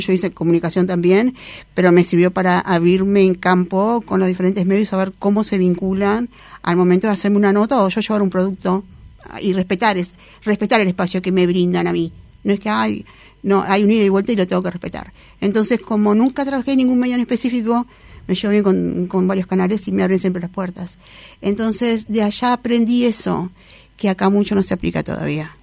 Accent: Uruguay; por ser uruguaya

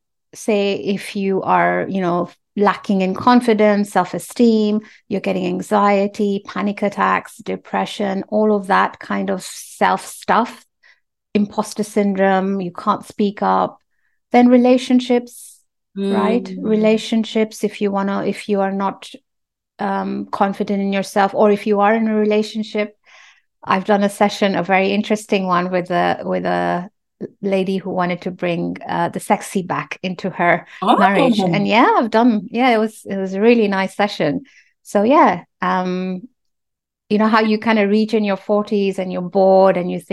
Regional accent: Nairobi, Kenya; moved away; I'm from Kenya and we used to live in Nairobi and our house was very near one of the big hospitals

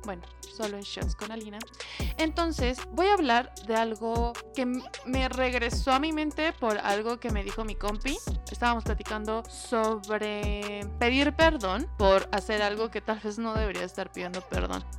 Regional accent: Mexico; como mexicanos, latinos

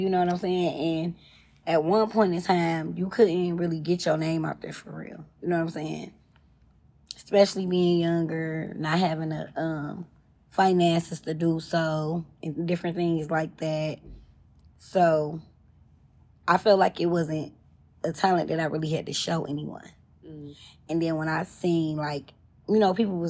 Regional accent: Detroit, Michigan, United States; moved away as an adult; now in Atlanta, United States; I'm from the East Side.

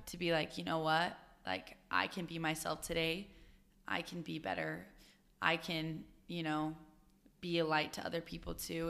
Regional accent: Utah, United States; I'm from Utah

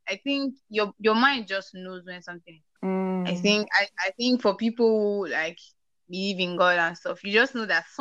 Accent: Nigeria; also born or lived in Port Harcourt; I'm a Nigerian

